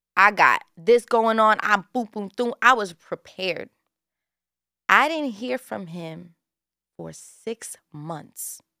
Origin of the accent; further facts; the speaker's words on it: New York City, New York, United States; I'm born and raised in Bushwick, Brooklyn